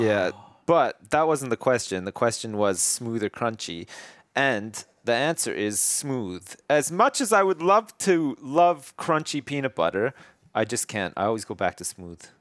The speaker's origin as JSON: {"language": "English", "country": "Canada", "tie": "born or raised there", "moved": "yes", "said": "definitely where I grew up in Canada"}